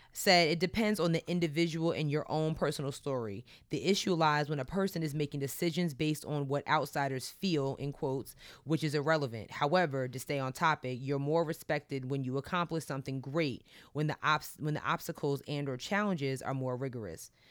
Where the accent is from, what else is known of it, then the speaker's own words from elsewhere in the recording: Long Island, New York, United States; I'm from Long Island, too